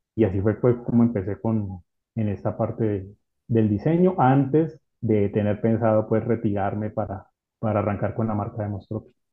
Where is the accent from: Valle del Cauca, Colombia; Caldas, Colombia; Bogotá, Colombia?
Valle del Cauca, Colombia; Cali; also born or lived in Ibagué / Buga; yo soy de aquí de, Colombia, nací en una ciudad que se llama Ibagué y desde pequeño, pues nunca viví en Ibagué, me fui a vivir a, otra ciudad que se llama